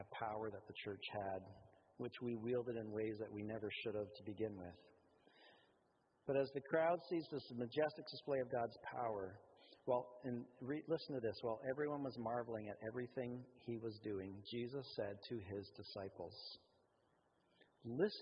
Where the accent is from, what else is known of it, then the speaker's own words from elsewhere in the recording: Canada; we're Canadian